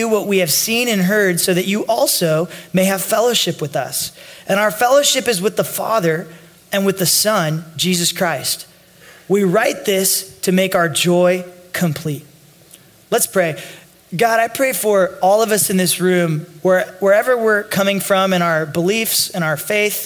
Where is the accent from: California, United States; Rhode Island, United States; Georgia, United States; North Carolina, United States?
California, United States; Northern; I grew up in Northern California